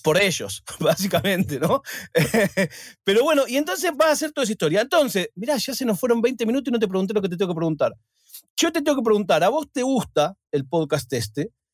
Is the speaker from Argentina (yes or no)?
yes; Argentina; yo soy argentino